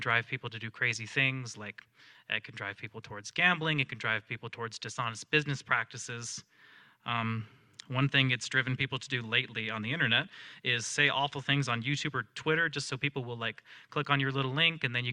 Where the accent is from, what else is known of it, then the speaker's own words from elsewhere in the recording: the South, United States; I grew up in the South, so I grew up around Christianity